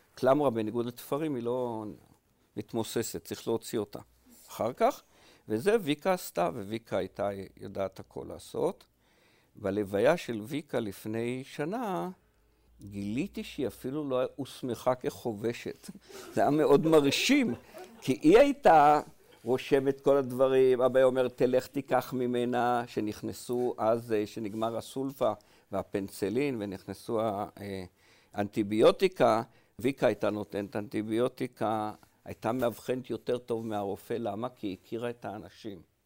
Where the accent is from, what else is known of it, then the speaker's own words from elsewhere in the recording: HaYogev, Northern District, Israel; also born or lived in Paris, France; גדלתי במושב קטן בעמק יזרעאל בשם היוגב